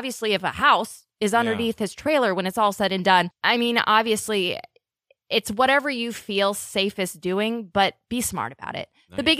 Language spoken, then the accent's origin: English; Omaha, Nebraska, United States; Coming from Omaha, I've had to deal with a lot of this severe weather